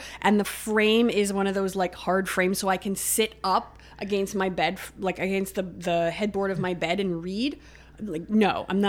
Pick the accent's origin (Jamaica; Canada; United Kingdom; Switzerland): Canada; Pickering, Ontario; So I grew up just outside of Toronto. So I grew up in a suburb, Ajax, Pickering, that area.